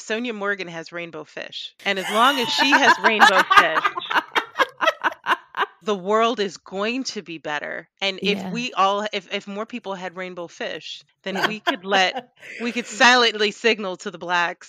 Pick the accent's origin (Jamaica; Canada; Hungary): Jamaica; And I just think everything brown is beautiful because I'm Jamaican.